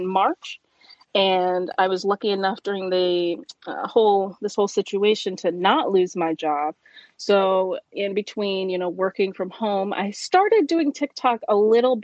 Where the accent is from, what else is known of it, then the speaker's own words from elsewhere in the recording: Ohio, United States; I'm from Ohio